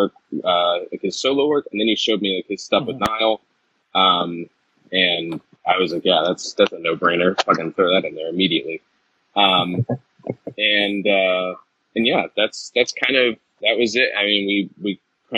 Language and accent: English; North Carolina, United States; also born or lived in Georgia; now in New England, United States; I'm originally from North Carolina